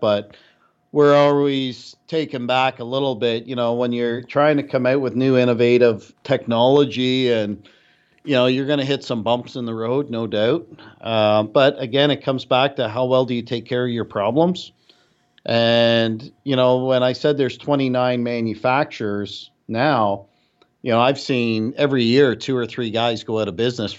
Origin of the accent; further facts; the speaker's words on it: Canada; No. I'm Canadian, so I can say it.